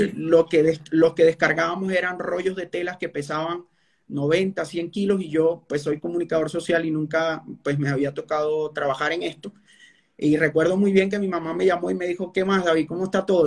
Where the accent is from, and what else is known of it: Venezuela; moved away as an adult; now in Colombia